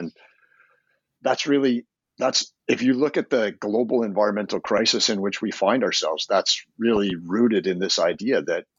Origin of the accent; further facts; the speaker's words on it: Canada; Well, I'm a Canadian. I've been an environmental lawyer for 30 years. I've been in love with the natural world since I was a little boy growing up in the shadow of the Rocky Mountains.